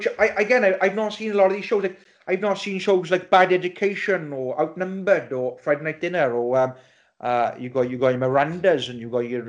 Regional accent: South Wales, United Kingdom; We are a Welsh podcast. We're all Welsh. We're all from the South Wales region.

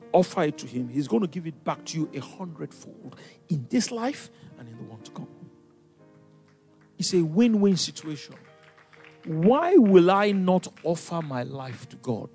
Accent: Lagos, Nigeria; moved away; I grew up in Ikoyi

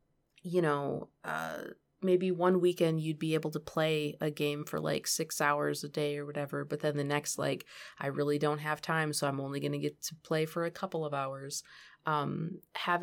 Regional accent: Michigan, United States; And so, I grew up in Michigan.

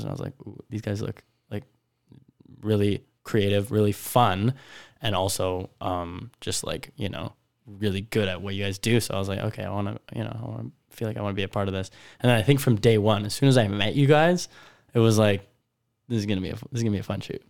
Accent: Prince Albert, Saskatchewan, Canada; moved away as an adult; also born or lived in Weyburn / Regina; now in Vancouver, Canada; I was born in Weyburn, grew up in Prince Albert. I would say that was, yeah, where I spent most of my years

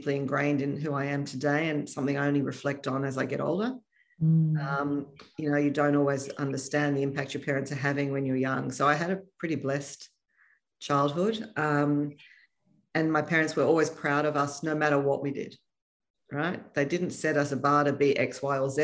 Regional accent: Sydney, New South Wales, Australia; I grew up in Sydney

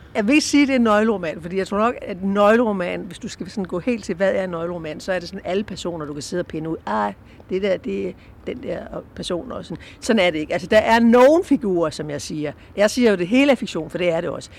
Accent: Southern Jutland, Southern Denmark, Denmark; jeg kommer fra Sønderjylland

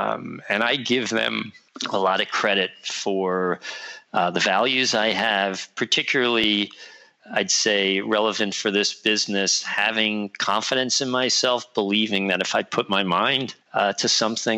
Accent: New York City, New York, United States; I grew up on the Lower East Side in the city

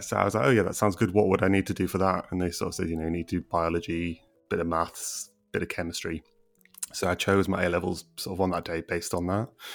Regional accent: Middlesbrough, North East England, United Kingdom; moved away; I'm from Middlesbrough originally and from quite a deprived area within Middlesbrough.

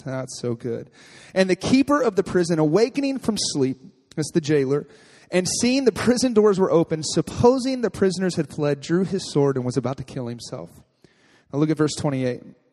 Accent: Texas, United States; moved away; I grew up in Texas. And I was raised by my grandfather

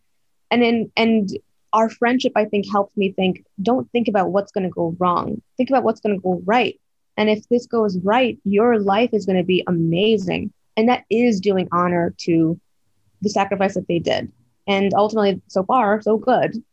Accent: Plano, Texas, United States; moved away; I was in Plano, which is like a suburb of Dallas

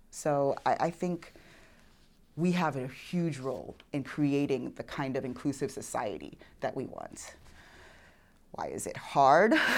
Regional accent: New York City, New York, United States; accent: New York; moved away as an adult; also born or lived in Houston, Texas; now in Oklahoma, United States; I grew up in New York City, at the time, most diverse county in America

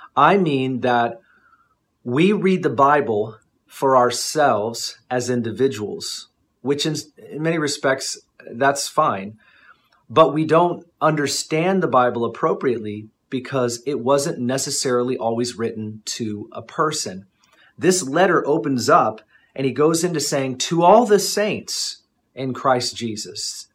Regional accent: United States; I'm I'm an American.

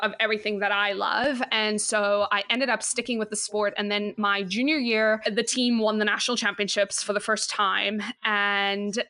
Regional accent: South Africa; moved away as an adult; now in Pottstown, United States; I played 5 different sports growing up in South Africa.

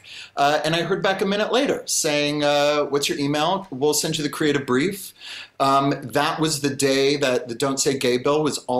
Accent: Marin County, California, United States; Marin County, which is my hometown

